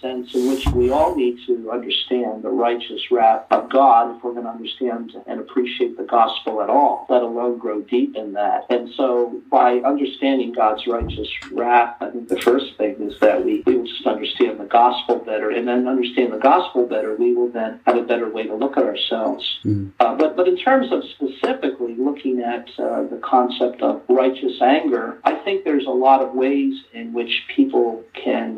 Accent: New Jersey, United States; I grew up in New Jersey along the coast, in the, in the New Jersey shore.

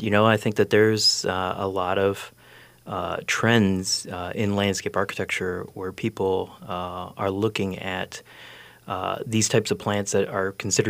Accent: Midwest, United States; Also being from the United States and growing up in the Midwest

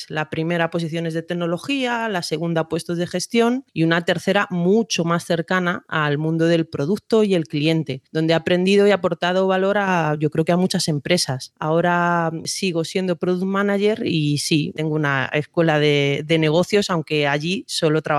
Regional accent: Madrid, Community of Madrid, Spain; Pues soy de Madrid, aunque con muchos años de vínculos personales y profesionales con países de Iberoamérica.

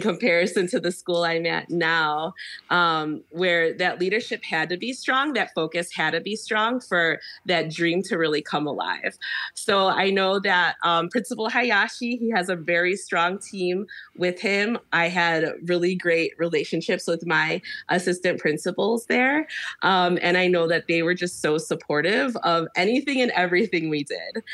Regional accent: Chicago, Illinois, United States; now in Hawaii, United States; I'm from Chicago originally

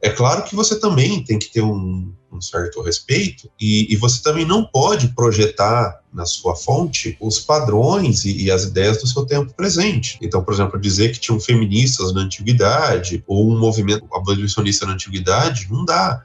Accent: Brazil; nós brasileiros

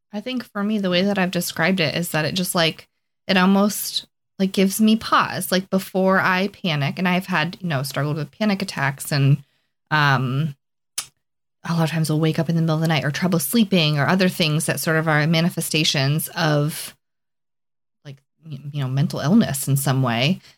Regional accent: Plymouth, Massachusetts, United States; moved away as an adult; I was born and raised in Plymouth, Massachusetts

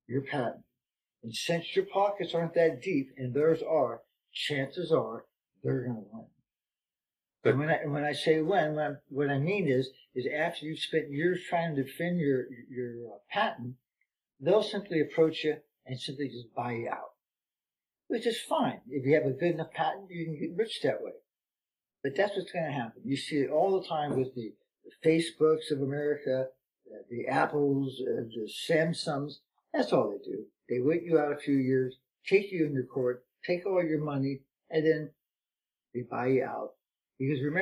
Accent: California, United States; I'm from California

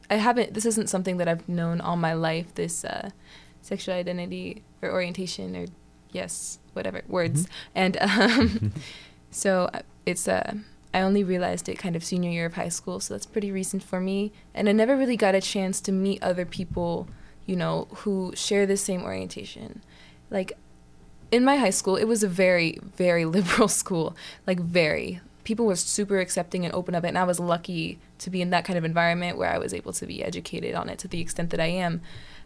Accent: Indianapolis, Indiana, United States; Indianapolis, Indiana.

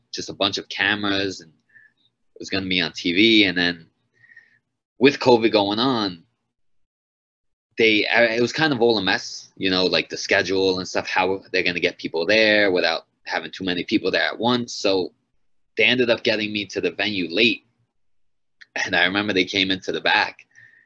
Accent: Long Island, New York, United States; my first five fights were all in Long Island in my hometown

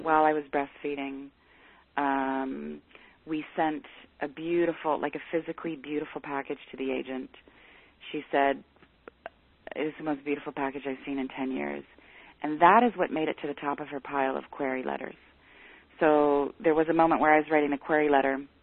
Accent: Canada; I'm Canadian

